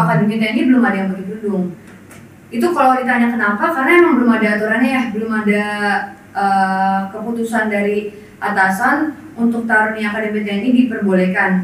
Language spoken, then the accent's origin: Indonesian; Karawang, West Java, Indonesia; saya asal dari Karawang Jawa Barat